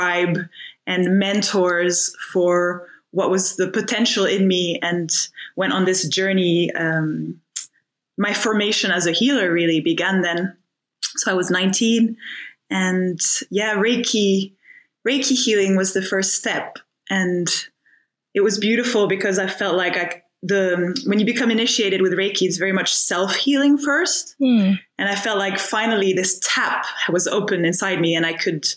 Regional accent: Finland; moved away as an adult; also born or lived in France (north, near Paris) / Scotland; I was born in France, spent my first 10 years in France, in the north near Paris. And yeah, I had a really beautiful opportunity to spend a lot of time in nature as a child. And my mother bred dogs, so the dogs were amazing. Kind of, I always feel like they taught me unconditional love. And and then I went to Finland when we were 10. When I was 10, we moved to Finland.

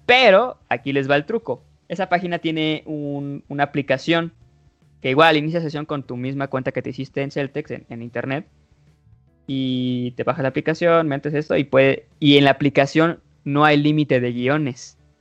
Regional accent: Mexico; soy mexicano y la verdad, aunque sí sepa inglés, sí se me nota lo mexa al hablarlo

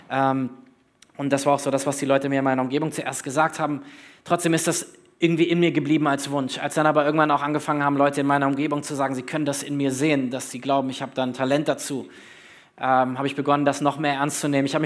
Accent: Berlin, Germany; also born or lived in North Hesse; Ich bin äh, gebürtiger Nordhesse, aber eigentlich Berliner im Herzen. Also wenn ihr mich fragt, wo ich herkomme, ich bin Berliner. Dort habe ich äh, die größte Zeit meines Lebens verbracht.

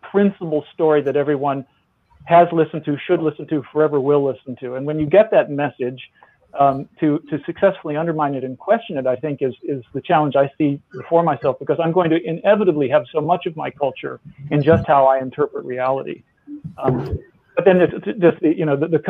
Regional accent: the American South, United States; I'm a Southerner, you know, I'm a Southerner born in the late 60s

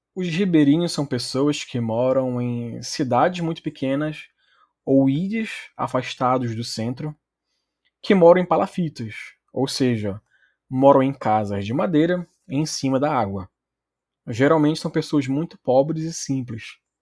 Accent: Belém, Pará, Brazil; accent: paraense; also born or lived in Belarus; Eu sou originalmente de Belém do Pará mesmo, nasci na capital, mas já morei em outros lugares no Brasil

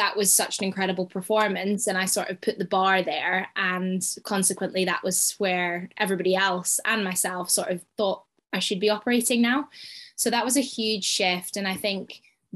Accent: Scotland, United Kingdom; I am Scottish through and through

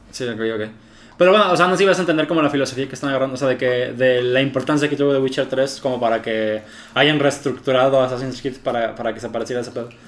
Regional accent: Mexico; aquí en México

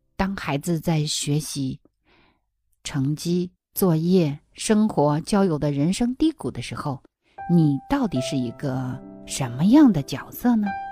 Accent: China; now in Australia; 在我们国内的学校

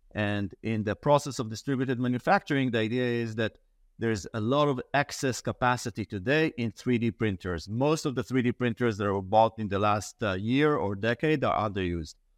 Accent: Israel; I grew up in Israel.

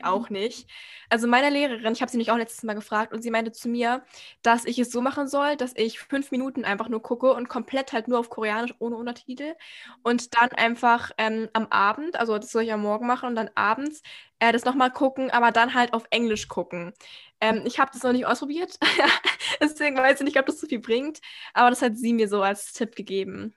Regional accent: Austria; ich bin halt Österreicherin so komplett

